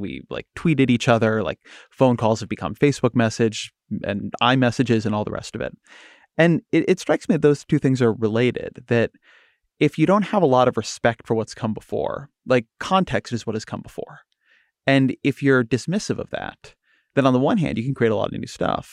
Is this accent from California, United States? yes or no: yes; California, United States; I'm, I'm from California